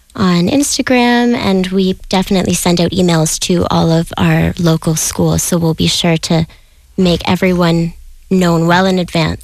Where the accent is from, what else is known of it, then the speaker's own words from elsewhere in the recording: just outside of Toronto, Ontario, Canada; moved away as an adult; now in Galway, Ireland; I'm from Ontario, just outside of Toronto.